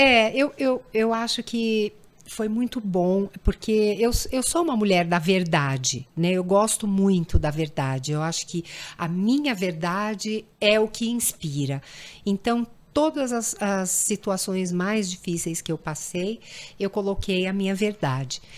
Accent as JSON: {"language": "Portuguese", "country": "Brazil", "said": "como brasileira"}